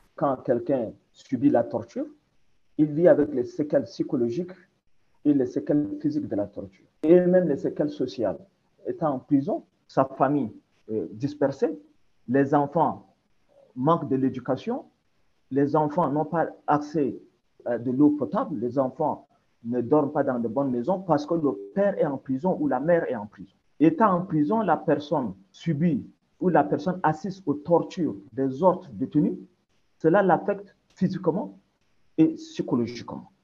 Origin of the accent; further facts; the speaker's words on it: Chad; On est des Tchadiens, on est des frères